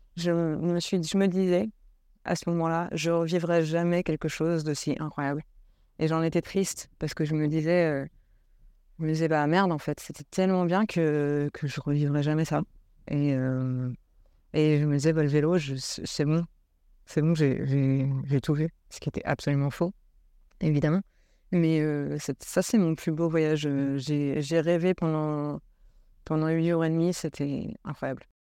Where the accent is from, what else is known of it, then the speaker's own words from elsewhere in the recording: Île-de-France, France; je viens de l'île de France